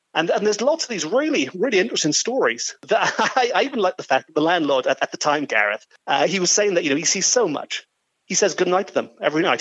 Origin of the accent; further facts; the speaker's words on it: Port Talbot, Wales, United Kingdom; I'm sort of born and raised in Port Talbot nearby. And when I was growing up in the early 1980s